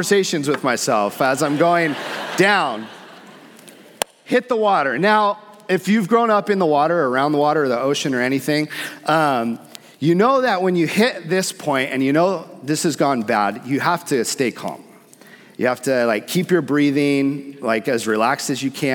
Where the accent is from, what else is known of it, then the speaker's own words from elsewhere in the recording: San Diego, California, United States; also born or lived in Hawaii; I grew up surfing in San Diego. I lived in Hawaii for a portion of my life